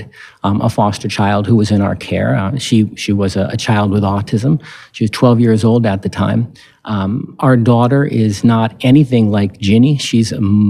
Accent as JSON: {"language": "English", "town": "Barrington", "region": "New Hampshire", "country": "United States", "tie": "born or raised there", "said": "My hometown, Barrington, New Hampshire, is right next to Portsmouth, New Hampshire"}